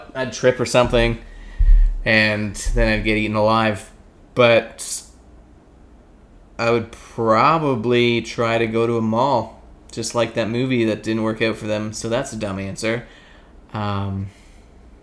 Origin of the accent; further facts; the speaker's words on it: Canada; I'm Canadian